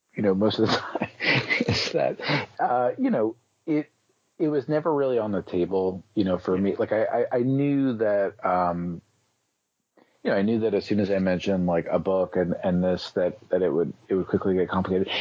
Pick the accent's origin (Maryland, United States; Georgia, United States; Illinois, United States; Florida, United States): Florida, United States; South; now in New York, United States; I'm originally from South Florida